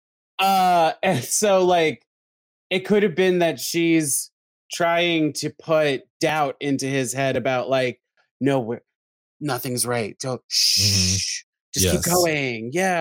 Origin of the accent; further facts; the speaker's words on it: New York, United States; I'm from New York.